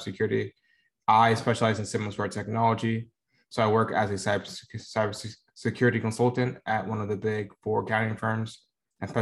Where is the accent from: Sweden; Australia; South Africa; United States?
United States; Tampa, Florida; moved away as an adult; also born or lived in Dover, Florida; now in Dallas, United States; I'm from Tampa, Florida. I lived there for the majority of my life.